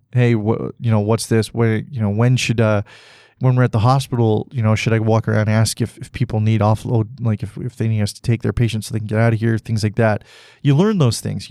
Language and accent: English; Canada